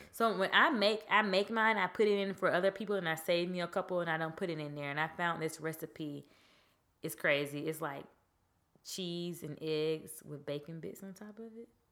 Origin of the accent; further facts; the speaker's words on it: Georgia, United States; I'm from Georgia